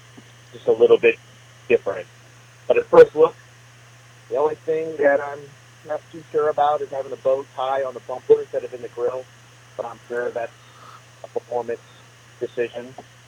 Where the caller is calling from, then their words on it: St. Louis, Missouri, United States; We're from St. Louis